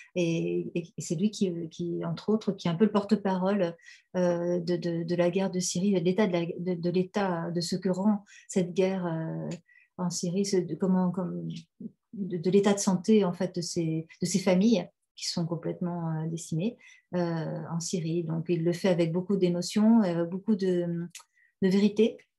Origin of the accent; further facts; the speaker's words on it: Algeria; moved away; je retrouve mon enfance euh, en Algérie